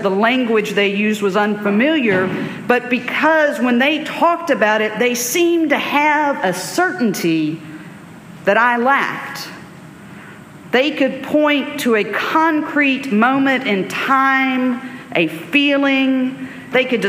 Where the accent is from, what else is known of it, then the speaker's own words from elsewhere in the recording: Alabama, United States; I grew up in Alabama in the 1980s, 1990s.